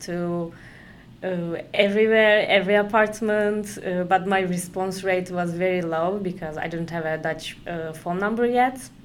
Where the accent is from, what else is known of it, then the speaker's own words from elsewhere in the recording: Konya, Turkey; moved away as an adult; now in Amsterdam, Netherlands; I'm from Turkey. Like, um, in Turkey, I'm from Konya. It's in the middle Turkey.